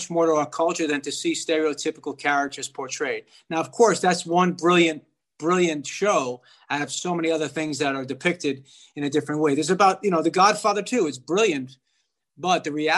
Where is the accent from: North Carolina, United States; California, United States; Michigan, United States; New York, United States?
New York, United States; New York City; now in Los Angeles, United States; I'm from the Bronx, New York